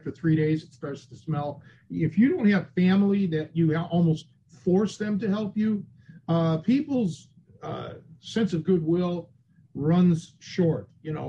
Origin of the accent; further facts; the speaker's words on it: Cleveland, Ohio, United States; moved away as an adult; when I made the big move when I was a kid, when I was 23 from Cleveland to Chicago, there were things that I never thought I would miss. Like your barber, even the weatherman, the local newscasters, the Roman Burger